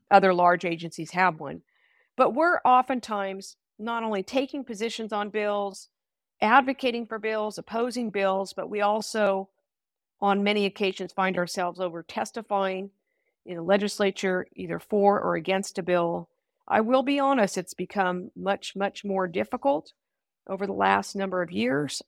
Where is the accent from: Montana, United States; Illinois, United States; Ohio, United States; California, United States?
California, United States; Sacramento; also born or lived in Solano County; I grew up in Sacramento, so I wanted to come home eventually